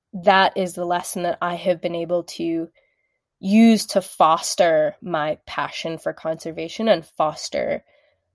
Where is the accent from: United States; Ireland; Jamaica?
United States; Mapleton, Utah; moved away as an adult; also born or lived in California; I grew up in Mapleton, Utah, a town of 5,000